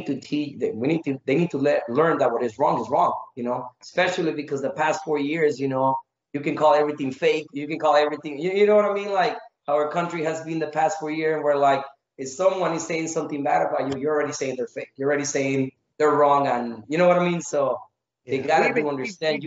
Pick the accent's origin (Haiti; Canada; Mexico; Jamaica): Mexico; moved away; also born or lived in Phoenix, Arizona; I was raised in Mexico for most of my childhood